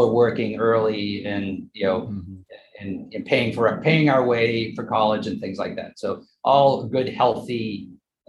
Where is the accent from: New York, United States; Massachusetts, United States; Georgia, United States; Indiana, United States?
Massachusetts, United States; Westwood; also born or lived in Maine; I was born in Western Massachusetts, lived in Maine for a little while. I'm one of eight children, seven that survived. So, the typical Irish Catholic, family in Westwood, Massachusetts is where I ended up going to school, most of my school